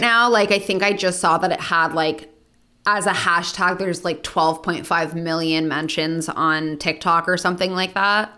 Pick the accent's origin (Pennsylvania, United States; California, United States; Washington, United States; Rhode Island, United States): California, United States; Los Angeles; being born and raised in Los Angeles